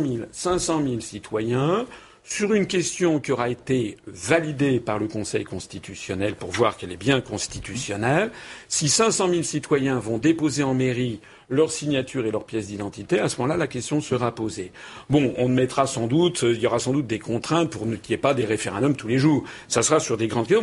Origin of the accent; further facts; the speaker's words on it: France; Moi, je suis français